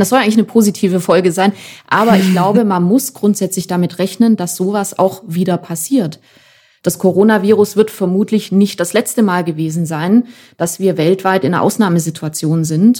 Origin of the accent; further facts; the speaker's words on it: Germany; bei uns in Deutschland